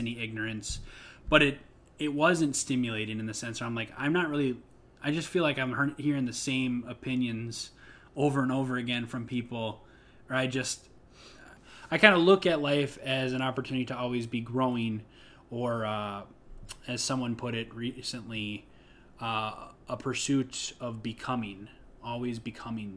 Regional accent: Midwest, United States; now in Chicago, United States; Midwestern values in people that I grew up

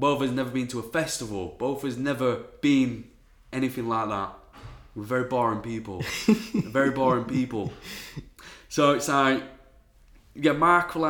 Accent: Wakefield, Yorkshire and the Humber, United Kingdom; I'm from Wakefield. I found a studio in Wakefield

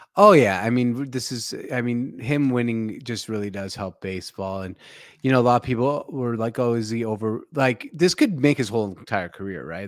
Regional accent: Seattle, Washington, United States; the Seattle Seahawks to take my hometown team

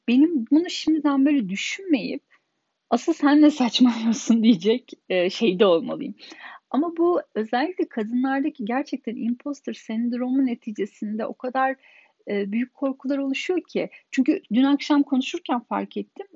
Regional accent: Turkey; moved away as an adult; now in Germany; 10 kişinin 9'u Alman, tek Türk benim ve burada doğup büyümedim. Almanca benim ana dilim değil.

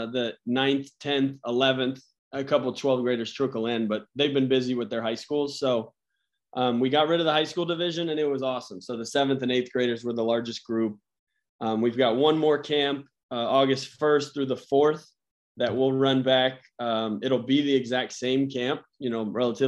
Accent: Atlanta, Georgia, United States; now in San Diego, United States; I went to Georgia Tech camp growing up because I'm from Atlanta

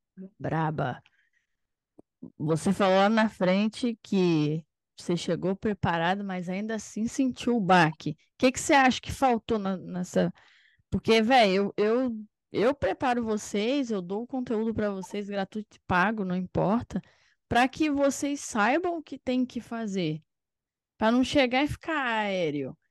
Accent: Espírito Santo, Brazil; eu sou do Espírito Santo

